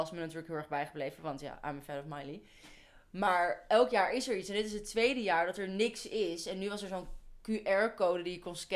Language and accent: Dutch; Netherlands; wij zijn Nederlanders